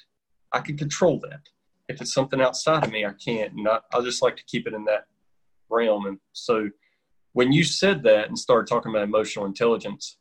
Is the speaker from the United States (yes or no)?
yes; North Carolina, United States; I've been in North Carolina my whole life, and everybody could tell as soon as I open my mouth, they know I'm from North Carolina.